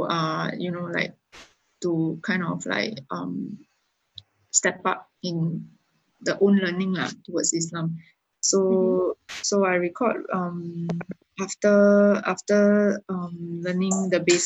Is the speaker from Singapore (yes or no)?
yes; Singapore; being a Singaporean